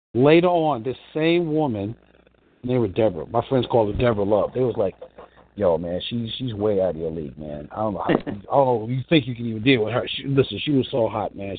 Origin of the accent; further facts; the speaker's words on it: New York, United States; I grew up in New York